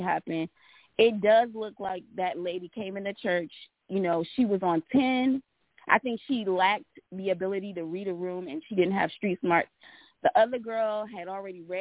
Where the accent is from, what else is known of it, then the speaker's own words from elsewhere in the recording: the South, United States; I'm from the South